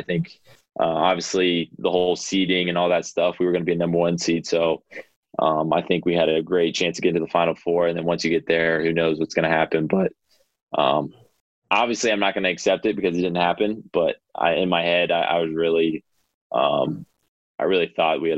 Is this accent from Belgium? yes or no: no; Ohio, United States; I'm from Ohio.